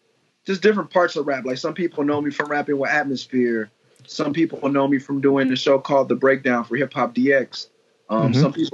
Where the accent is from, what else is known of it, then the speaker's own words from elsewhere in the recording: Los Angeles, California, United States; also born or lived in Lynwood, California / Glendora, California; My roots are Midtown. I was born in Seabird, like Pico and La Brea area.